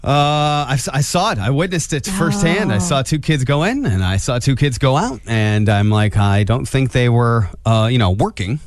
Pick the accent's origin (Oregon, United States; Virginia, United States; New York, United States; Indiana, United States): Indiana, United States; Angola; I grew up in Angola, which of course has a circle as its its center of town